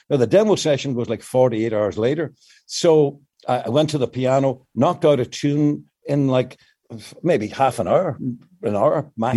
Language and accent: English; Northern Ireland, United Kingdom; moved away; the situation in the north of Ireland, and particularly in my hometown